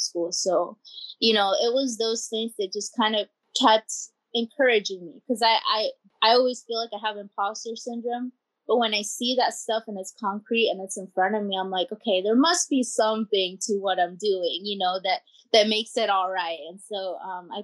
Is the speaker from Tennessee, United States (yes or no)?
no; Pinellas Park, Florida, United States; born or raised there; first language Spanish; English is a second language; also born or lived in Costa Rica / Kentucky